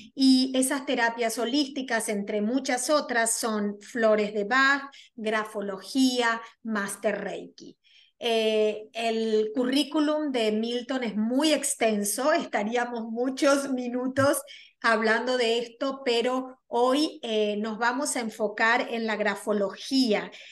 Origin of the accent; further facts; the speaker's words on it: Argentina; moved away as an adult; now in New York, United States; soy argentina, pero resido en la ciudad de Nueva York ya 24 años